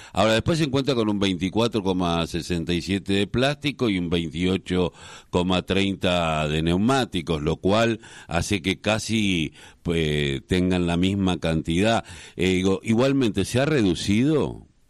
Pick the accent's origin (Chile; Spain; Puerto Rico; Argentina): Argentina; Quilmes, Buenos Aires Province; Yo, soy de Quilmes